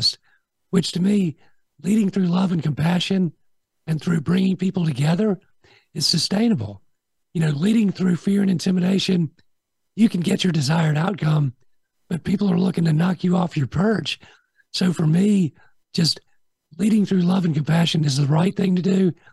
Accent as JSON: {"language": "English", "town": "Augusta", "region": "Georgia", "country": "United States", "tie": "born or raised there", "also_born_or_lived": "Montreal, Canada", "said": "I was born in Montreal, moved to Augusta when I was 4 years old, 1971"}